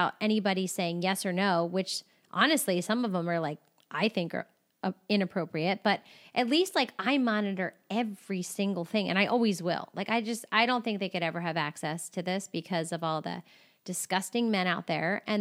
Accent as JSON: {"language": "English", "region": "Maryland", "country": "United States", "also_born_or_lived": "Louisiana / California", "said": "Like I came from, well, I came from Maryland, then Louisiana, and then California."}